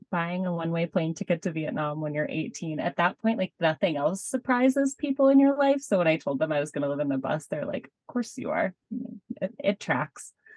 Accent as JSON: {"language": "English", "town": "Boulder", "region": "Colorado", "country": "United States", "tie": "born or raised there", "moved": "as an adult", "said": "I grew up in Boulder, Colorado, which is a wonderful place to be from."}